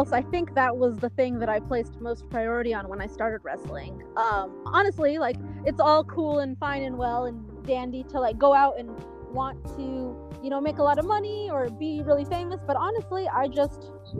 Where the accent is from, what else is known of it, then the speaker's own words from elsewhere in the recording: New Mexico, United States; So I'm like, hey, guys, in case you didn't know, I'm from New Mexico.